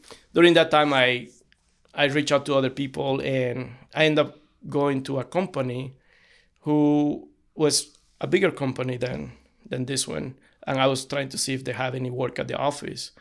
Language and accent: English; Cochabamba, Bolivia; moved away as an adult; now in United States; I was born in Cochabamba, Bolivia.